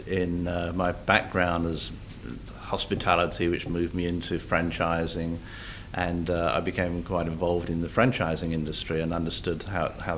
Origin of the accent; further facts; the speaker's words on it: London, United Kingdom; now in Australia; I grew up in London, the western suburbs of London, in a place called Ruislip